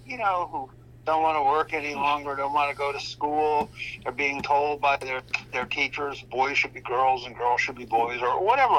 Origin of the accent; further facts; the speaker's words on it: Scranton, Pennsylvania, United States; I grew up in Scranton, Pennsylvania.